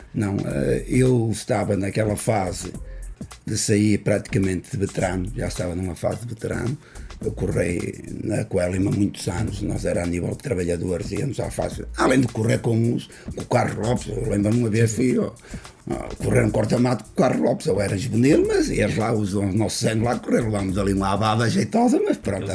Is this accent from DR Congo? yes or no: no; Portugal; eu sou de, de Providência